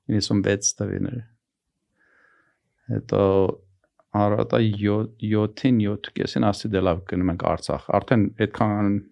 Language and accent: Armenian; Iran; also born or lived in Armenia; now in United States; Դե ես Պարսկաստանում եմ ծնվել մեծացի, բայց հիմա հիմնականում ինձ համարում եմ հայաստանցի։